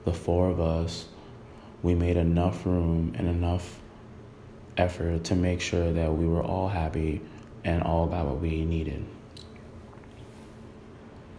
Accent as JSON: {"language": "English", "town": "New York City", "region": "New York", "country": "United States", "tie": "born or raised there", "said": "I was born in Brooklyn, New York. I grew up in the same area as Big did"}